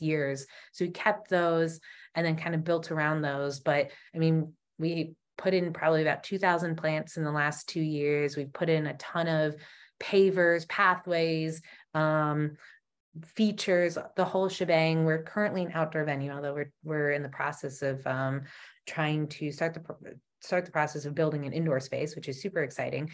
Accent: Ohio, United States; moved away as an adult; also born or lived in Indiana / New York City; now in Florida, United States; Growing up in Ohio, my parents still live in Ohio

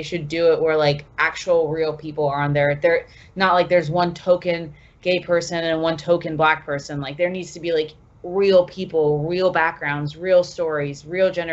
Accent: Sarasota, Florida, United States; I'm from Sarasota

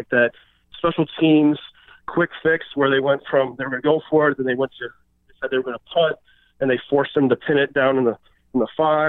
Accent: Detroit, Michigan, United States; also born or lived in San Francisco; I was born in San Francisco during the Niners dynasty, but my dad's from Detroit. So I grew up in a family watching the Niners

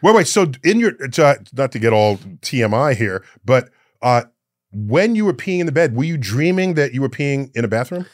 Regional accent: New York City, New York, United States; moved away as an adult; also born or lived in Austin, Texas; I grew up in New York City

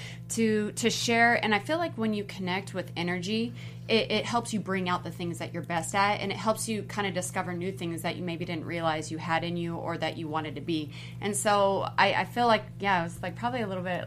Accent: Los Angeles, California, United States; also born or lived in West Covina; I grew up in East LA, El Monte kind of area, and I had moved to West Covina

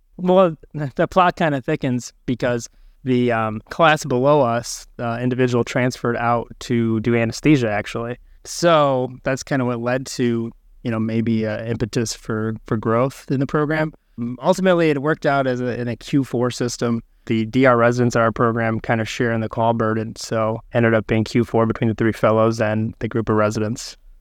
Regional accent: Michigan, United States; my background is I'm from Michigan

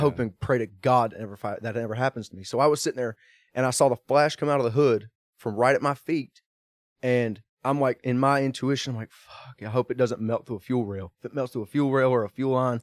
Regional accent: Kannapolis, North Carolina, United States; being from my hometown in Kannapolis, North Carolina.

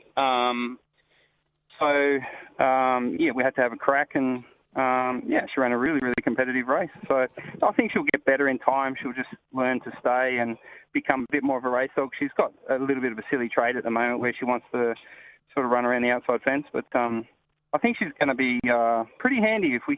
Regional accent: Sydney, New South Wales, Australia; now in Perth, Australia; I grew up in New South Wales playing soccer out in the Western Districts

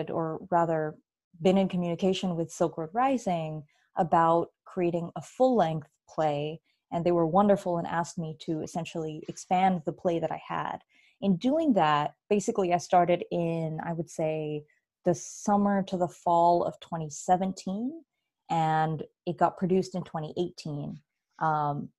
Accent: San Diego, California, United States; moved away as an adult; also born or lived in Bay Area, California / Chicago, Illinois; I grew up in San Diego, and I went to college up in the Bay Area

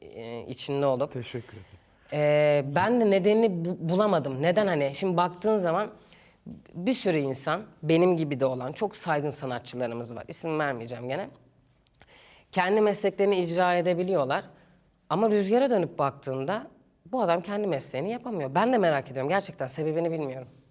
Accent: Istanbul, Turkey; İstanbul'da büyüdüm.

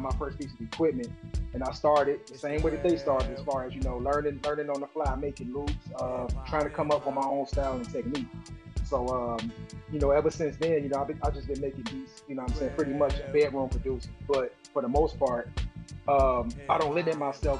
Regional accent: Chicago, Illinois, United States; me being a Chicagoan, which being in the middle of the country

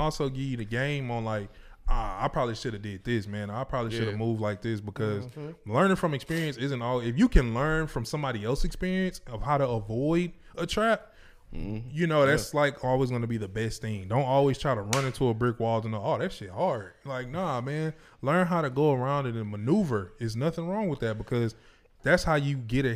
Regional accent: Houston, Texas, United States; I'm from Houston

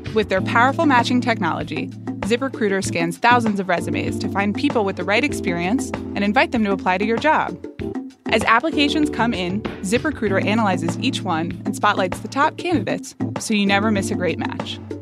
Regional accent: Atlanta, Georgia, United States; I grew up in Atlanta, Georgia

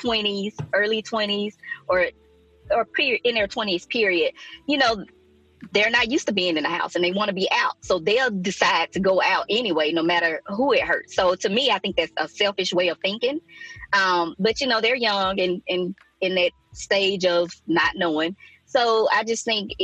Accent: Mississippi, United States; now in Alabama, United States; I went home to Mississippi, and down there we were still hugging

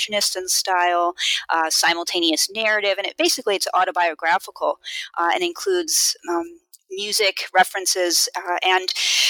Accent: East Coast, United States; I grew up on the East Coast

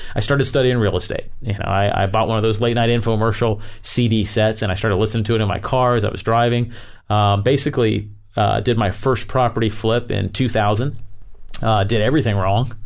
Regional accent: Tampa, Florida, United States; I grew up in Florida, uh, in the Tampa area.

